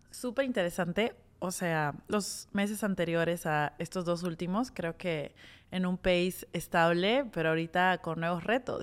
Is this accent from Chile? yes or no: no; Peru